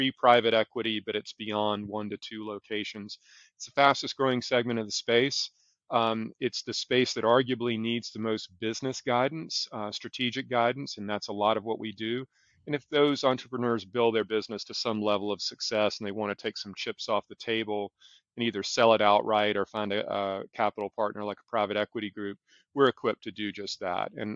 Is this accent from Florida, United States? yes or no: no; South Carolina, United States; now in Charlotte, United States; Growing up in South Carolina